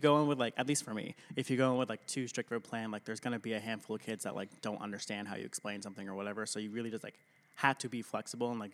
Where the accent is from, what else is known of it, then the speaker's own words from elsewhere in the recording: South Portland, Maine, United States; So I grew up in South Portland, graduated from there in 2012.